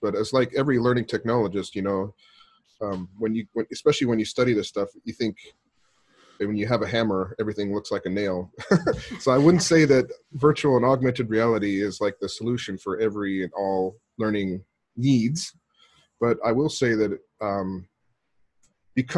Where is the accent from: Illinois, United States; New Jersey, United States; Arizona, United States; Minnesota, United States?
Arizona, United States; moved away as an adult; now in Japan; I grew up in Arizona, but I've been living in Japan for the last 17 years now